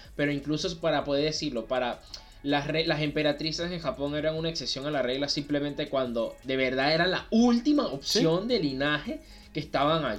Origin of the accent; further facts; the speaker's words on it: Venezuela; nosotros somos de Venezuela